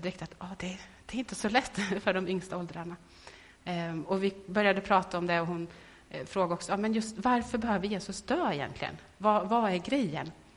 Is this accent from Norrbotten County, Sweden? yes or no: no; Värmland, Sweden; moved away; i Värmland hemma där jag kommer ifrån. Och så träffades med några tjejkompisar som jag vuxit upp med